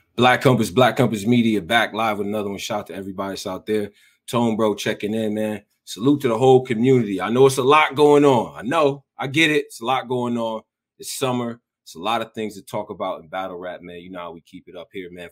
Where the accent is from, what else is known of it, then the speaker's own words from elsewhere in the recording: Rochester, New York, United States; I'm from Rochester, New York, so it's one of them cities like that too.